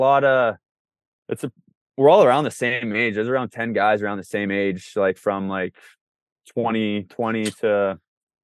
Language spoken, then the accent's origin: English; Moose Jaw, Saskatchewan, Canada; I'm from Moose Jaw